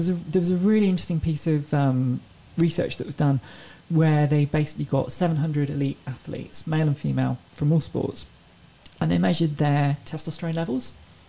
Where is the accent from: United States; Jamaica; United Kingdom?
United Kingdom; England; No, I'm from England.